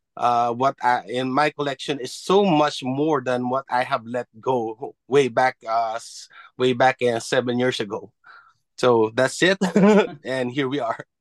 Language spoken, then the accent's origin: English; Philippines; now in Japan; being a Filipino, being from the Philippines